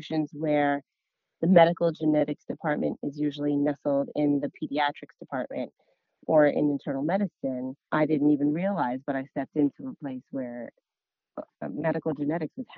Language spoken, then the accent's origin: English; New Jersey, United States; I'm from New Jersey